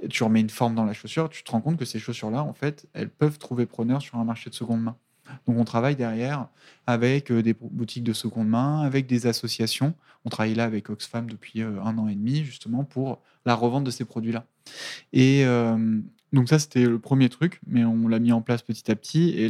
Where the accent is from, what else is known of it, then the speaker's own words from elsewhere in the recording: Italy; Je suis italienne